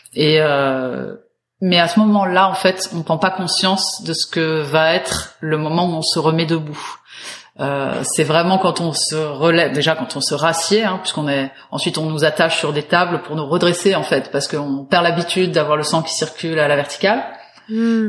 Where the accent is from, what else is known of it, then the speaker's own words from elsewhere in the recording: Paris, Île-de-France, France; je suis parisienne